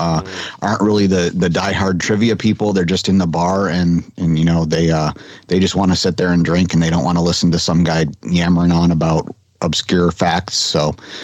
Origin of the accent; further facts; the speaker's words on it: Michigan, United States; now in Florida, United States; I grew up in Michigan